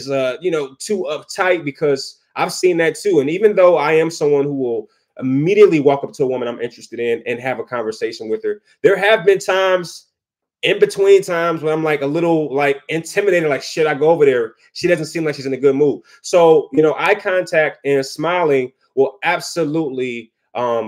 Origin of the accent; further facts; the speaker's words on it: Detroit, Michigan, United States; I'm from Detroit